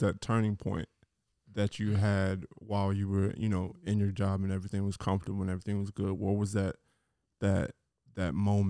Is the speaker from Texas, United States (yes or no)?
yes; Garland, Texas, United States; I'm originally from Garland, Texas.